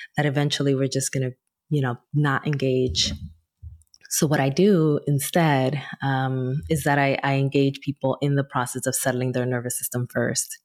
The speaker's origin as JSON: {"language": "English", "town": "Newark", "region": "New Jersey", "country": "United States", "tie": "born or raised there", "said": "back in my hometown of Newark, New Jersey"}